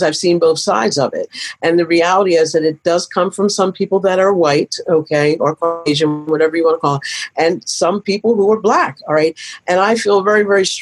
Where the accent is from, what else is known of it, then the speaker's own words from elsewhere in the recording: Pennsylvania, United States; moved away as an adult; now in Michigan, United States; I grew up in Pennsylvania